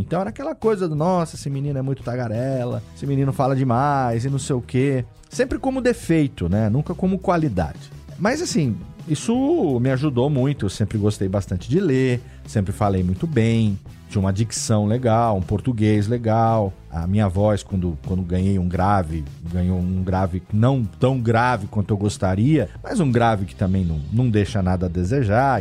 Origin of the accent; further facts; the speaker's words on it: Serra Negra, São Paulo, Brazil; moved away as an adult; also born or lived in São Bernardo do Campo / Japan; Eu sou de Serra Negra, uma cidade pequena no interior de São Paulo, que tem 25 mil habitantes